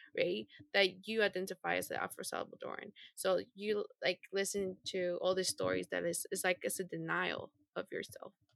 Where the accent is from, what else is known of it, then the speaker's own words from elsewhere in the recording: Honduras; moved away; growing up in Honduras